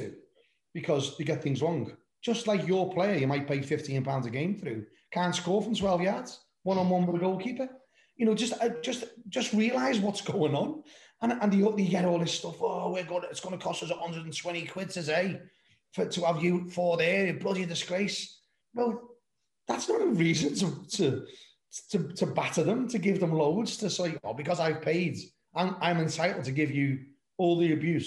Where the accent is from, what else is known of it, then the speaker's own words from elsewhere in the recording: Liverpool, North West England, United Kingdom; moved away as an adult; now in Somerset, United Kingdom; when I was Liverpool, born and bred in Anfield, I've lived down in Somerset now for 30 odd years, longer than I was in Liverpool